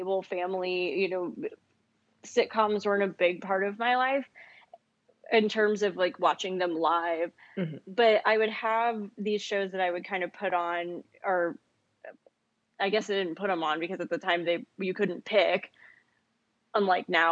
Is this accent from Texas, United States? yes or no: yes; Huntsville, Texas, United States; I grew up in East Texas. I grew up in Huntsville.